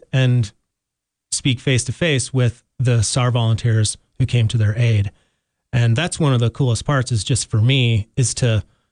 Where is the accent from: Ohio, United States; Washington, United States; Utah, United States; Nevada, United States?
Utah, United States; Salt Lake City; moved away as an adult; now in Jackson, United States; I grew up in Salt Lake City